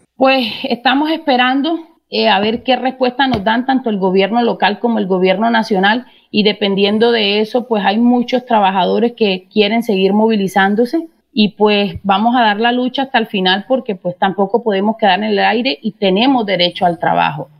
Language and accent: Spanish; La Gloria, Cesar, Colombia; personas de acá de la zona